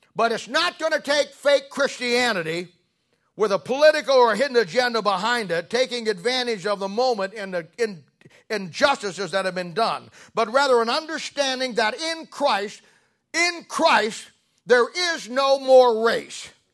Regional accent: Canton, Ohio, United States; I grew up in 1970 in Canton, Ohio, and was at the Canton Baptist Temple

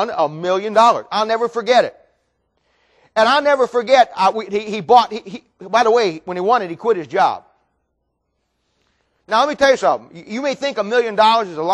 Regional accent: Ohio, United States; moved away; when I was in Ohio, I grew up in Ohio

